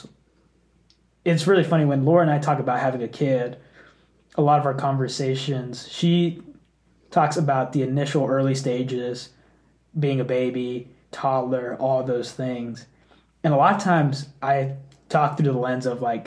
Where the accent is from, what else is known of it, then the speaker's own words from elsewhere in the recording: Dallas, Texas, United States; I grew up in the Dallas area